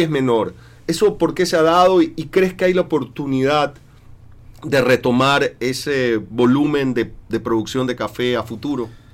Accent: Ecuador; acá en Ecuador

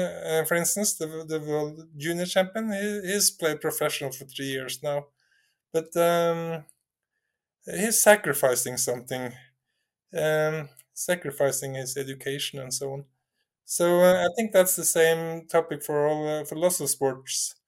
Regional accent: Norway; I'm coming from Norway

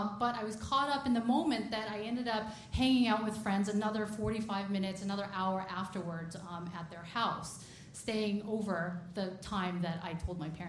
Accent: United States; born and raised in America

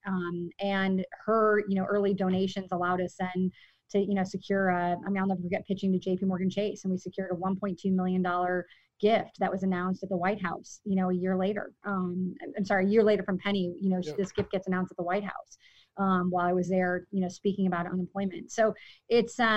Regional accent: Villa Park, Illinois, United States; I grew up in Villa Park, and which is it's a great community

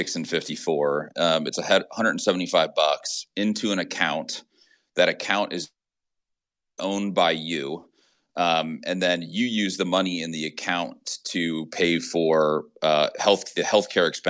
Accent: Austin, Texas, United States; I'm from Austin

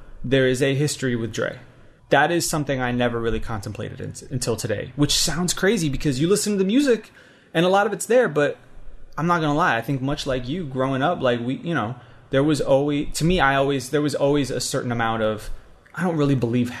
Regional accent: East Coast, United States; growing up on the East Coast

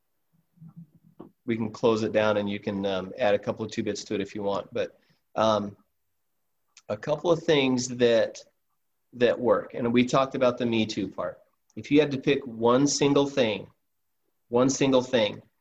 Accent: Alaska, United States; I'm from Alaska

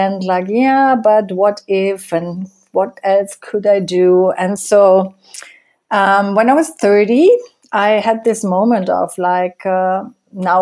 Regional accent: Germany; moved away as an adult; now in Costa Rica; I grew up in Germany. And I left Germany in 1996

